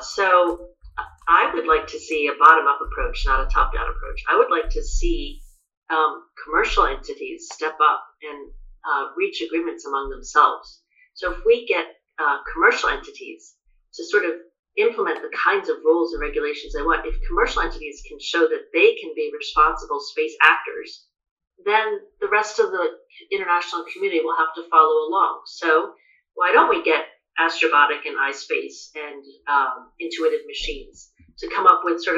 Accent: United States; I'm American

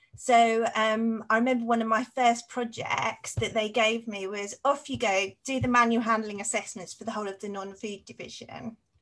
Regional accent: Cambridge, East of England, United Kingdom; also born or lived in Saffron Walden / Stapleford; I was actually born in Cambridge in East Anglia, so it's in the east of England

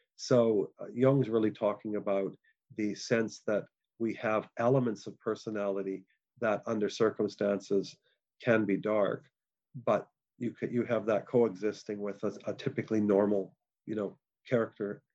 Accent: Canada; moved away; I'm a Canadian originally

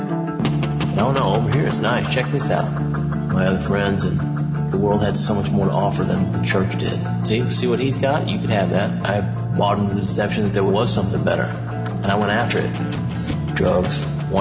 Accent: Kansas City, United States; I grew up here in the Kansas City area. One of the suburbs of Kansas City

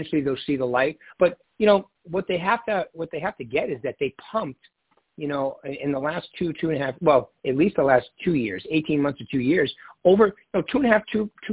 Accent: Northeast, United States; I'm from the Northeast

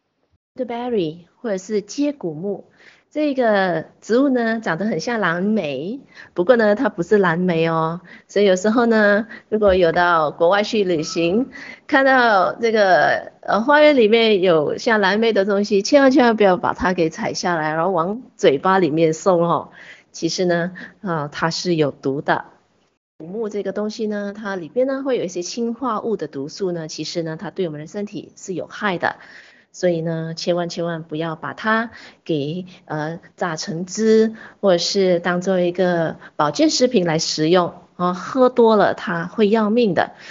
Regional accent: China; 八角是一个非常普遍的一个香料，我们中国人、我们华人很喜欢用来烹调我们的佳肴的时候都放了八角

